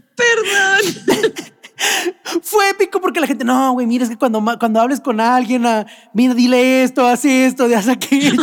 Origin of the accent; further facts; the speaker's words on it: Mexico; nuestro país